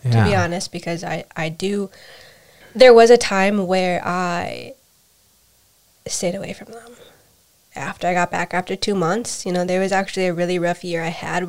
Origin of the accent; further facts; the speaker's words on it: United States; I was raised in America